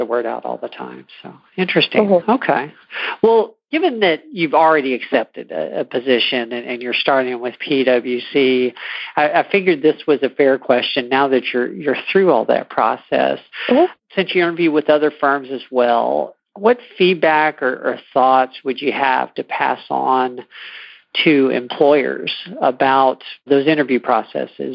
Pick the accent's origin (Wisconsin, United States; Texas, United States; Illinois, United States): Texas, United States; San Antonio; I was born in San Antonio, grew up here, spent almost my entire life here